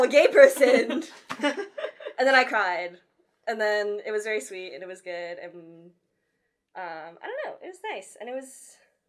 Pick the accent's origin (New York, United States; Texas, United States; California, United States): California, United States; Orange County; I come from Orange County.